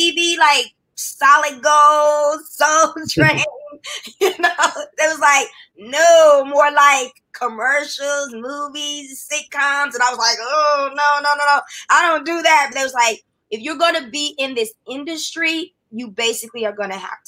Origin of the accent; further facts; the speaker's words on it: Louisville, Kentucky, United States; a sweet little innocent girl from Louisville, Kentucky